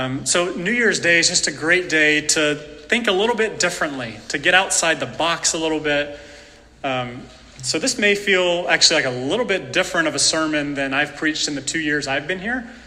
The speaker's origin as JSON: {"language": "English", "area": "Appalachia", "region": "North Carolina", "country": "United States", "said": "I'm from North Carolina, Appalachian person"}